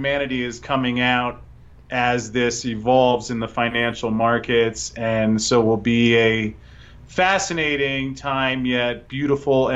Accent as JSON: {"language": "English", "country": "United States", "said": "I say this as an American who I love where I live"}